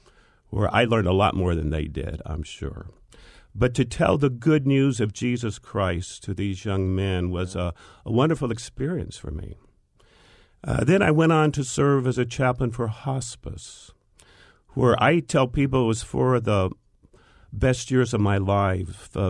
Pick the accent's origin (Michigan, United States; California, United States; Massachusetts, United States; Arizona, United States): Arizona, United States; Peoria; Actually, I was born here in the Valley. And back in the old days, I was raised on a cotton farm out in the West Valley, which is Peoria and Glendale